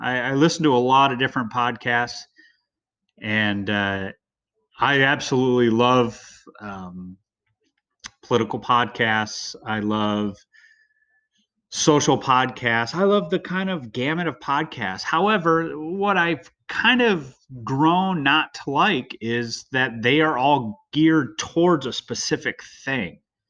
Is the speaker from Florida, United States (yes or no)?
no; California, United States; also born or lived in Midwest; I was born in Southern California. I kind of grew up in California / the Midwest.